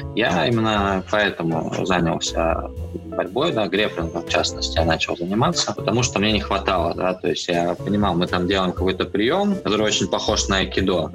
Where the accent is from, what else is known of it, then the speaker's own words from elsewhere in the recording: Belgorod, Belgorod Oblast, Russia; moved away as an adult; now in Saint Petersburg, Russia; Из Белгорода